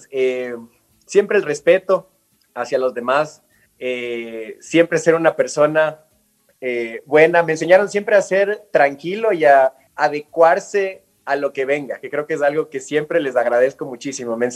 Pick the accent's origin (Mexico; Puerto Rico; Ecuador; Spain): Ecuador; Galápagos; also born or lived in Quito; yo nací acá en Quito, y a las dos semanas de nacido, o sea, chiquitito, me llevaron de vuelta a Galápagos. Y ahí crecí mis primeros tres años